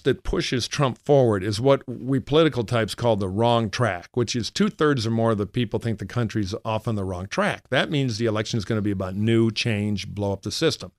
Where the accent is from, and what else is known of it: Michigan, United States; born or raised there; now in California, United States